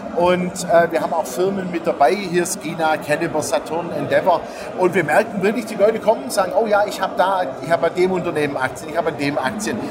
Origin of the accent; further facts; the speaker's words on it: Stuttgart, Baden-Württemberg, Germany; moved away; Stuttgart ist äh, meine Geburtsstadt, ja, habe ich ja auch lange, lange genug gelebt und ähm, jetzt immer wieder schön mal heimzukommen